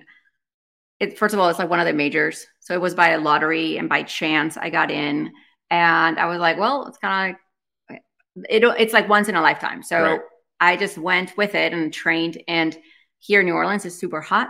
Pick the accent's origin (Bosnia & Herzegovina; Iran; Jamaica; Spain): Spain; now in United States; I was born and raised in Spain, so I'm bilingual